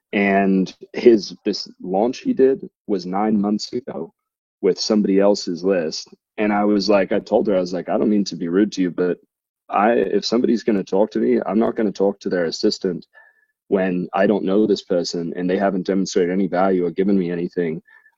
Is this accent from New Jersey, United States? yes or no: no; Thousand Oaks, California, United States; I see that you live in California. I grew up in Thousand Oaks.